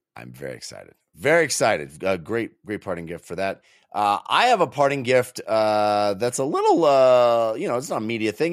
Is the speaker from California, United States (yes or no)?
yes; California, United States; now in Colorado, United States; I was a California boy